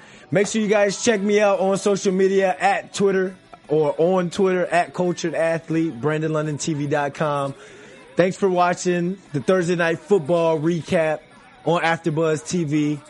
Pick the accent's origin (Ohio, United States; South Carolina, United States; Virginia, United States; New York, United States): Virginia, United States; I'm from Virginia